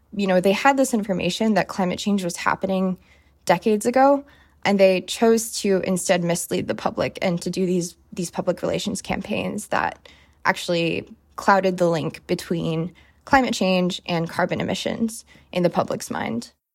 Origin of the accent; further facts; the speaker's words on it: Seattle, Washington, United States; moved away as an adult; I'm from Seattle, and I remember very vividly in early high school, we had a series of very bad wildfires